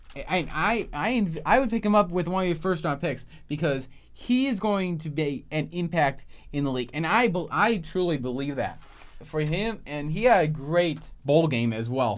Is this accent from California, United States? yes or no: no; Cleveland, Ohio, United States; my hometown's Cleveland